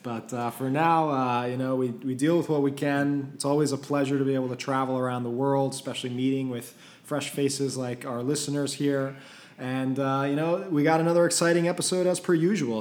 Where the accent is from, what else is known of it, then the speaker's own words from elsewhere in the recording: Belgium; I'm from Belgium